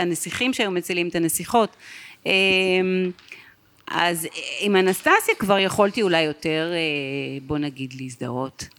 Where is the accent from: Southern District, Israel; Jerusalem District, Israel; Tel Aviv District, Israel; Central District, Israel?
Tel Aviv District, Israel; Tel Aviv; גדלתי ברמת אביב, אני צפונית